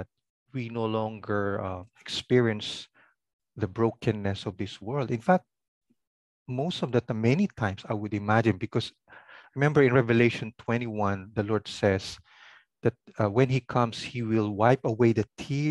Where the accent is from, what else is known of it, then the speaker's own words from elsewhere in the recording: Ilocos Region, Philippines; first language Pangasinan; English is a second language; my language is called Pangasinan, from that province, Pangasinan